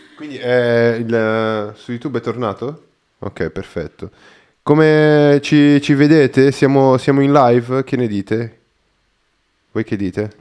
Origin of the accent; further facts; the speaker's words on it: Brazil; Italian is a second language; now in Italy; sono brasiliano